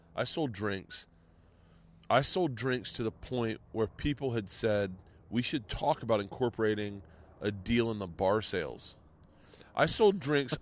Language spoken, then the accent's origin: English; Florida, United States; growing up in Florida